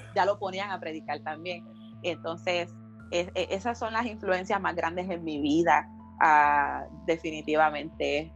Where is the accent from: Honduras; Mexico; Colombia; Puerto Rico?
Puerto Rico; Canóvanas; also born or lived in Río Grande; allí crecí ah, la mayor parte de mi niñez y, parte de mi adolescencia en el barrio Campo Rico de Uy de Canovanas